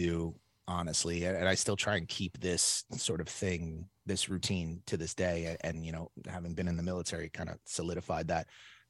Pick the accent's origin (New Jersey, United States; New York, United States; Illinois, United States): New York, United States; Brooklyn; also born or lived in Staten Island; I was born and raised in Brooklyn, New York. So I went to Lafayette High School first, but I didn't really go, to be honest.